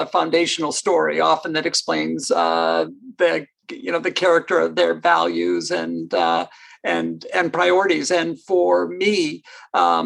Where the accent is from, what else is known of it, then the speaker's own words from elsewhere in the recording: Ontario, Canada; moved away as an adult; now in United States; I grew up in Canada